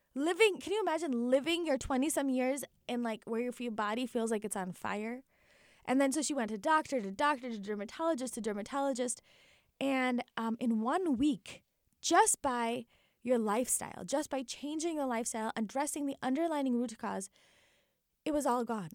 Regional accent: Naperville, Illinois, United States; born and raised in Naperville, Illinois

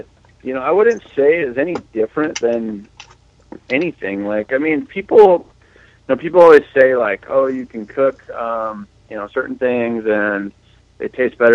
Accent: Nevada, United States; now in Idaho, United States; I'm an Idaho boy now. I grew up in Nevada

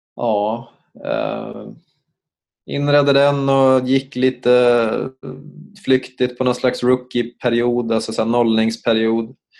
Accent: Uppsala, Uppsala County, Sweden; moved away as an adult; also born or lived in Stockholm; jag kom ju från Uppsala så att jag bestämde mig till slut för att inte återvända till Uppsala

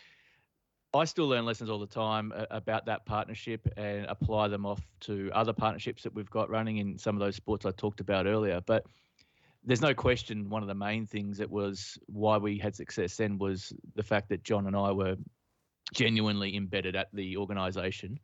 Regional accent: Mornington Peninsula, Victoria, Australia; also born or lived in United Kingdom / Western Australia; where I grew up in the Mornington Peninsula.

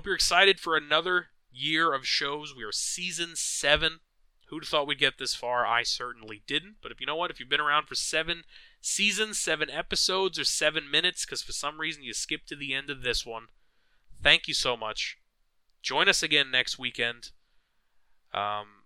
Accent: New York, United States; as a New Yorker

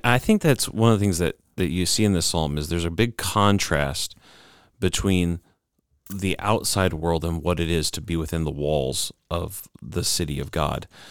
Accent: United States; as Americans, we kind of feel this because, um, being an American citizen

